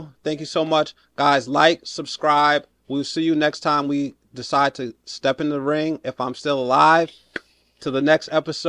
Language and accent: English; New York, United States; Right, I'm a New Yorker. That's how we fight.